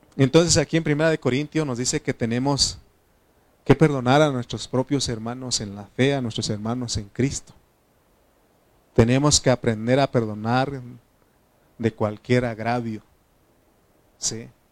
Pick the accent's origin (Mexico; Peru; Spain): Mexico; Oaxaca; now in State of Mexico, Mexico; soy de Oaxaca